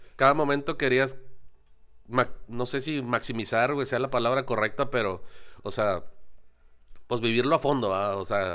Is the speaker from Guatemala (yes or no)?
no; Mexico; como mexicanos